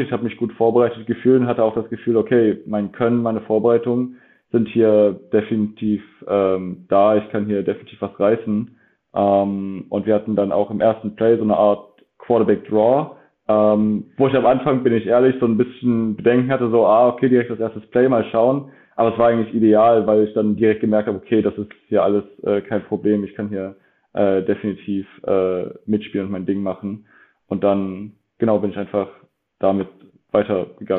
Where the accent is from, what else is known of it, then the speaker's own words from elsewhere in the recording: Dresden, Saxony, Germany; moved away; also born or lived in Leipzig; bin ursprünglich aus Dresden. Ähm, und da habe ich auch sehr lange Football gespielt. Also da habe ich wirklich, ich habe mit neun Jahren bei den Dresden Marlies angefangen